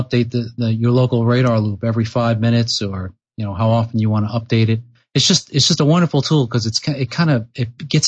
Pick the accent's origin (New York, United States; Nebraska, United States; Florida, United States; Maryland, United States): New York, United States; Long Island; also born or lived in California; now in Peterborough, New Hampshire, United States; So I grew up on Long Island, and so I'm originally from New York.